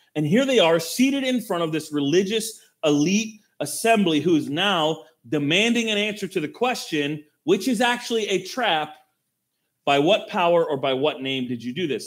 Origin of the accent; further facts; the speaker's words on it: United States; we as American Christians